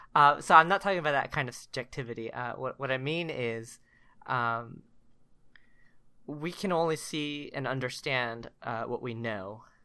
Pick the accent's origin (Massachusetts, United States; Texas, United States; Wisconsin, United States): Texas, United States; Richardson; moved away as an adult; also born or lived in Korea / College Station, Texas; I was born in Korea, came to the States when I was ten months old, uh, lived in the Richardson area of Dallas, uh, for about twenty-three, twenty-four years